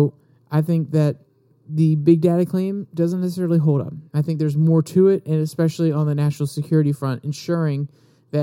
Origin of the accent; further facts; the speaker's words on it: United States; as American citizens